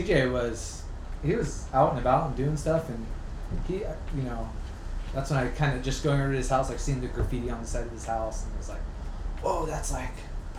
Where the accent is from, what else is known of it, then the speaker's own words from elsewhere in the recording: Santa Cruz, California, United States; moved away as an adult; also born or lived in San Luis Obispo; now in North Shore, Oahu, United States; I grew up in Santa Cruz.